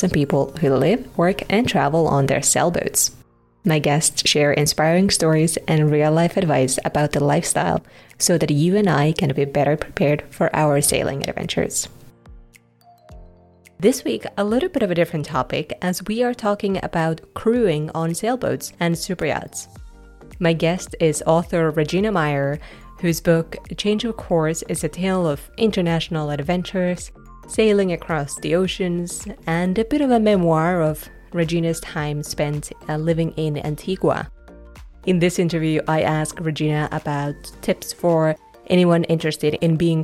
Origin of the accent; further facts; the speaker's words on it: Finland; moved away as an adult; also born or lived in Scotland / Australia; I was born in Finland, and it's such a great place to grow up. It's kind of like winning the lottery when you grow up in Finland